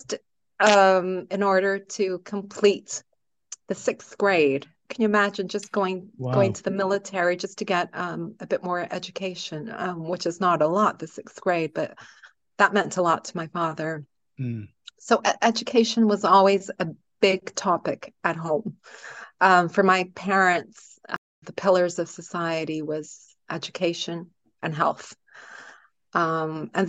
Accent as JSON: {"language": "English", "town": "Toronto", "region": "Ontario", "country": "Canada", "tie": "born or raised there", "moved": "yes", "lives_now": "Portugal", "said": "I grew up in Canada, yeah, in Toronto."}